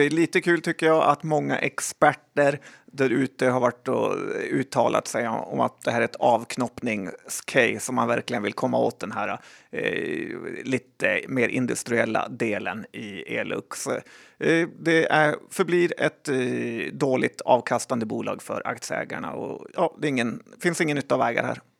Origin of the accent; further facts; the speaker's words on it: Sweden; ja, men jag är svensk.